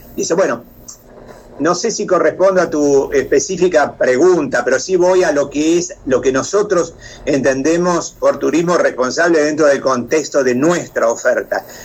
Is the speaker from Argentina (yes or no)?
yes; La Pampa, Argentina; also born or lived in France; los asados que comemos acá en La Pampa